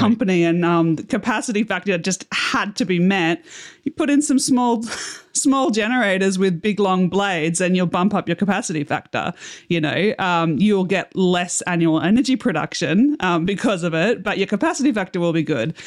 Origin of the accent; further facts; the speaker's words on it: Australia; As an Australian, you know, we don't have a lot of wind turbine research here